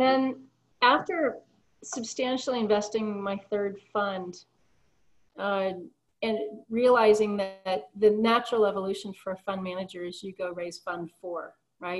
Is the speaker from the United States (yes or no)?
yes; Colorado, United States; I'm actually originally from Colorado